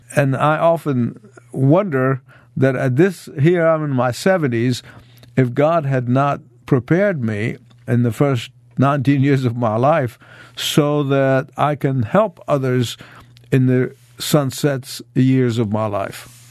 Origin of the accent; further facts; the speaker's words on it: Egypt; moved away as an adult; as a, as a high school student in Egypt